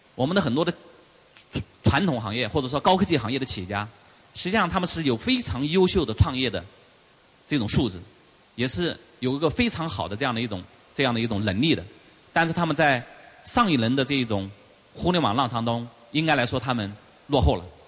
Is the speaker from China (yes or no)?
yes; China; 我们中国人很聪明